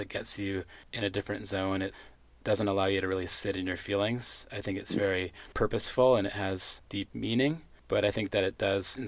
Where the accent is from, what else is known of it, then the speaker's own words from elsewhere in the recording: Powell River, British Columbia, Canada; I was born in Powell River, a small coastal town in British Columbia, Canada